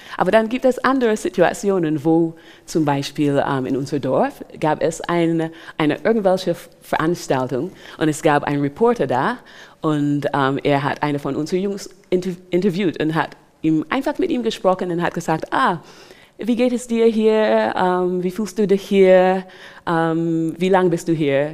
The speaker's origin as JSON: {"language": "German", "country": "Barbados", "tie": "born or raised there", "also_born_or_lived": "England", "second_language": "German", "moved": "yes", "lives_now": "Germany", "said": "ich bin in Barbados aufgewachsen"}